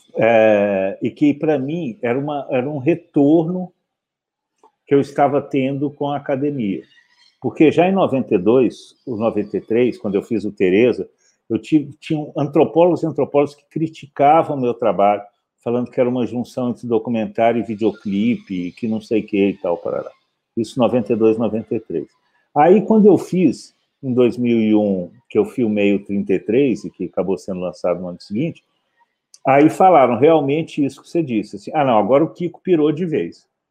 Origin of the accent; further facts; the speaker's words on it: Belo Horizonte, Minas Gerais, Brazil; moved away as an adult; also born or lived in Campinas; eu nasci, eu nasci em Belo Horizonte